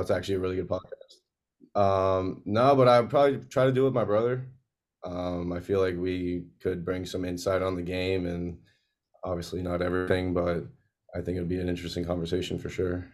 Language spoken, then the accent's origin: English; Pembroke Pines, Florida, United States; born and raised in Pembroke Pines, Florida